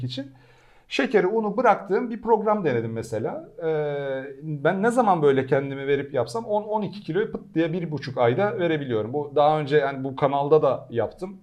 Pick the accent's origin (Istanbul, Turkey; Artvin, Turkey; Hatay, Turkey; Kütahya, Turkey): Istanbul, Turkey; moved away as an adult; also born or lived in Ankara; ben Pendikliyim İstanbul. E, ya Ankaralıyım da Köken İstanbul Ankara. Pendik'te bütün çocukluğum geçti.